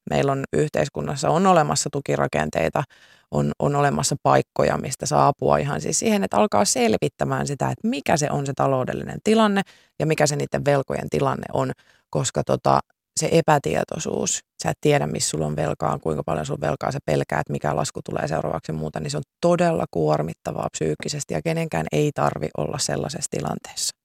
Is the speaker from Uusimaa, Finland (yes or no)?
no; Pori, Satakunta, Finland; mä oon Porista